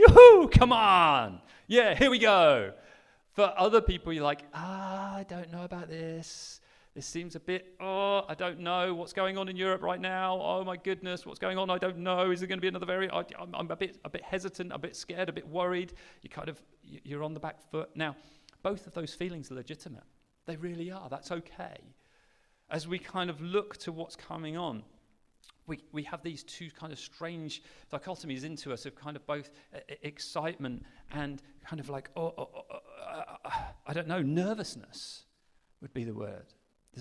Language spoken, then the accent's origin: English; Sheringham, East of England, United Kingdom; also born or lived in Mozambique; I grew up in Norfolk in a little town called Sheringham on the North Norfolk coast.